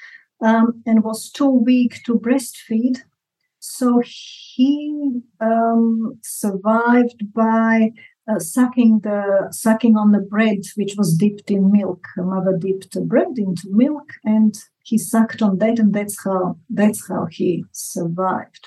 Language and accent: English; Zagreb, City of Zagreb, Croatia; moved away as an adult; also born or lived in Australia; I was born in 1960 in Zagreb